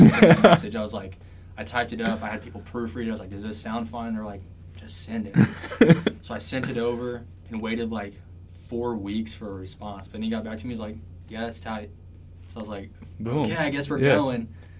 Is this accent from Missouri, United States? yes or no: yes; Harrisonville, Missouri, United States; I grew up just 20 minutes away in Harrisonville. Yeah. Small.